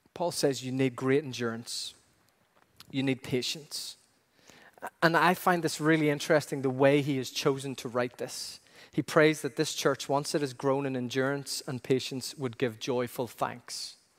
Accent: Ireland; growing up in Ireland

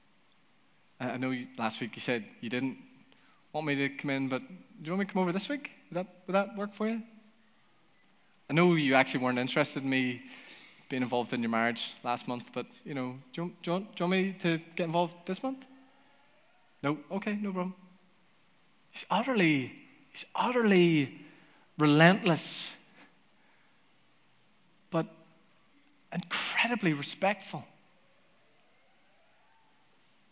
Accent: Northern Ireland, United Kingdom; also born or lived in United States

